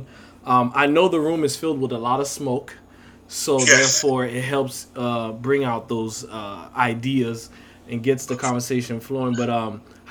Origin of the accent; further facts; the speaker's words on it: New York, United States; moved away; I grew up in New York. Half my childhood was in New York